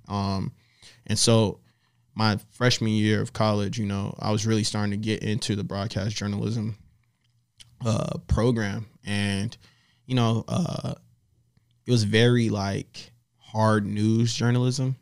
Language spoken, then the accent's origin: English; Miami, Florida, United States; also born or lived in Opelika; now in Los Angeles, United States; I'm from Miami, Florida